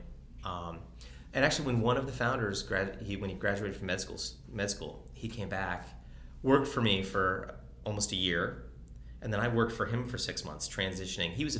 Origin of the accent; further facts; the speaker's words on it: East Coast, Northeast, United States; moved away; also born or lived in Detroit, Michigan; I'm from the East Coast